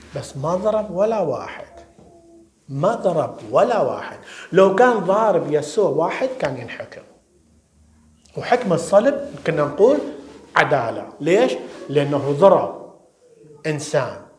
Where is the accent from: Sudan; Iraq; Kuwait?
Iraq; now in London, United Kingdom; في بلادنا الشرقية بالعراق